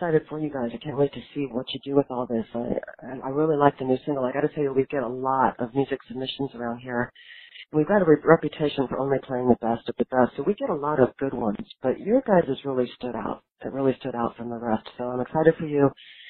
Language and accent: English; Los Angeles, California, United States; I'm from Los Angeles, and I'm, you know, also spent a lot of time in Miami and Austin and all of those places